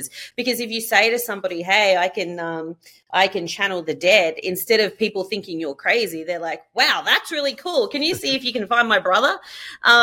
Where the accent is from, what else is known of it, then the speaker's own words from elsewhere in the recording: Australia; moved away as an adult; now in Los Angeles, United States; born and raised in Australia and moved over here about a year and a half ago